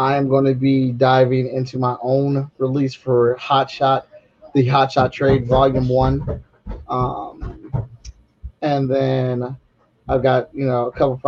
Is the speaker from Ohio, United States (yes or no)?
yes; Cleveland, Ohio, United States; now in Columbus, United States; I'm from Cleveland, but I live in Columbus now